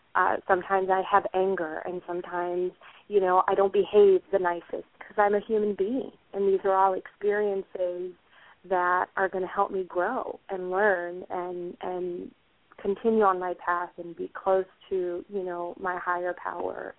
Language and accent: English; Puerto Rico; moved away; I am originally from Puerto Rico